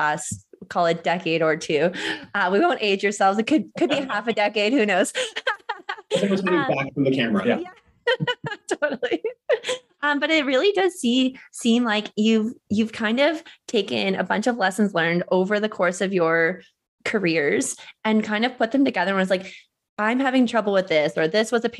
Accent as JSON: {"language": "English", "region": "the Maritimes", "country": "Canada", "moved": "yes", "said": "I am from the Maritimes"}